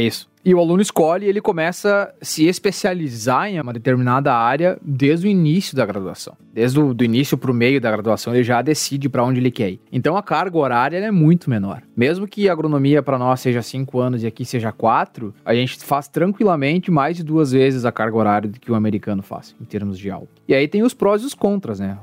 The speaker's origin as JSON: {"language": "Portuguese", "country": "Brazil", "moved": "as an adult", "lives_now": "Manhattan, United States", "said": "como brasileiro"}